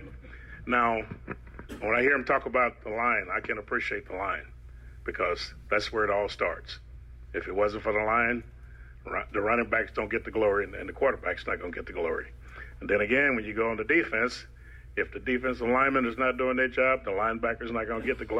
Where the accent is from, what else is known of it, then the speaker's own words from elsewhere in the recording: Poplar Bluff, Missouri, United States; I'm from Papa Bluff, Missouri.